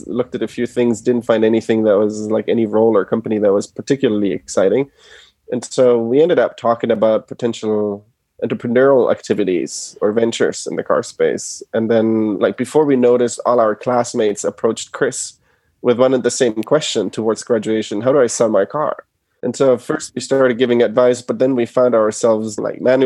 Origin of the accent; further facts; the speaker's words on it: Germany; moved away as an adult; now in United States; So I was born and raised in Germany. My parents are originally from Argentina and moved to Germany.